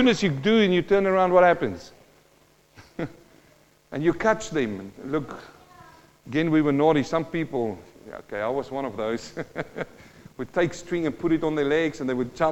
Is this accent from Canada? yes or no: no; Western Transvaal, South Africa; also born or lived in New Zealand; now in Australia; I'm a boy from the Western Transvaal in South Africa.